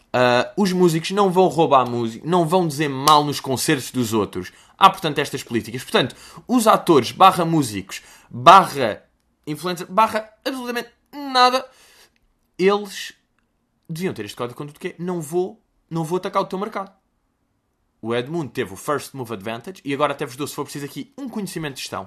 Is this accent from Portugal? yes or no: yes; Lisbon, Portugal; also born or lived in United States; eu nasci no Restelo vivo em Lisboa desde os meus zero anos